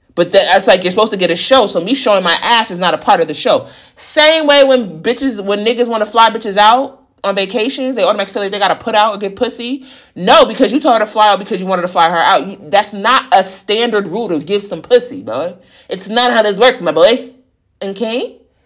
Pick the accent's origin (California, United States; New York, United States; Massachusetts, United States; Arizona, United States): New York, United States; growing up in New York